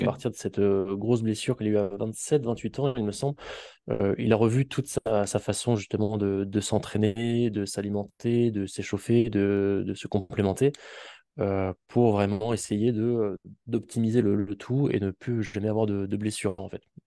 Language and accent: French; Auvergne-Rhône-Alpes, France; now in Toulouse, France; je viens euh, d'Auvergne et maintenant je suis installé à Toulouse